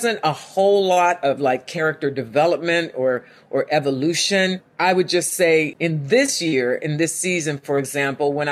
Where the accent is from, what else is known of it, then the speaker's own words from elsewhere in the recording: Homestead, Pennsylvania, United States; Growing up in Homestead, which was the seat of U.S. Steel for a couple of centuries, real blue-collar town